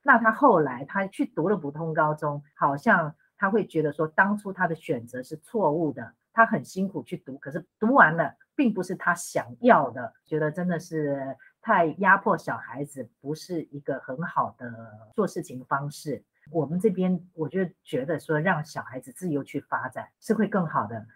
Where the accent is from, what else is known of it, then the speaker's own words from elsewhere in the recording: Taipei, Taiwan; moved away as an adult; now in Rome, Italy; 我在台北市出生，我是意大利的会计师，还有兼侨务顾问